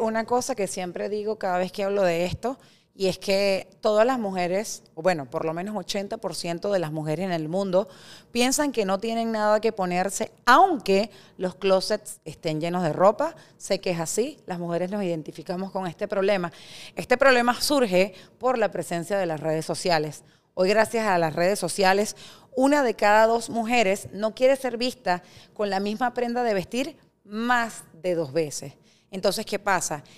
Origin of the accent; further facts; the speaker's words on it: Venezuela; moved away as an adult; also born or lived in Bogotá, Colombia; now in Miami, United States; soy venezolana, tengo 41 años